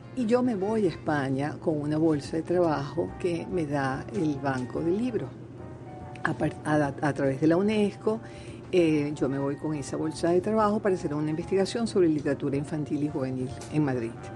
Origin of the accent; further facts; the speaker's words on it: Venezuela; moved away as an adult; me fui a los 18 años de Venezuela